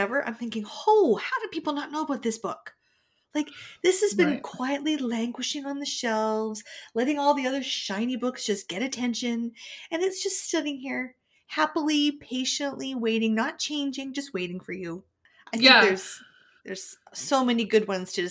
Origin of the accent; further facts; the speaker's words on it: Canada; we're from Canada